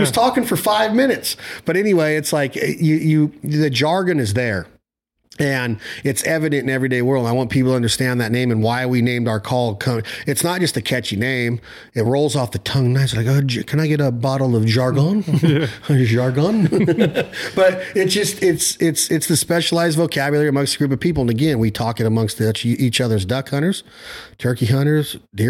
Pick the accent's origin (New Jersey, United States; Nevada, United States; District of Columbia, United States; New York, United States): Nevada, United States; No, I'm from Nevada, close to California.